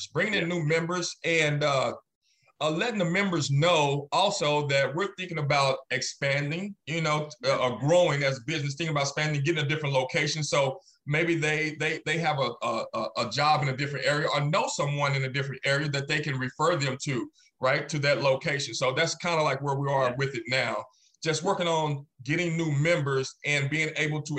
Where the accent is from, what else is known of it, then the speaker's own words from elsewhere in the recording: Dallas, Texas, United States; I'm from Dallas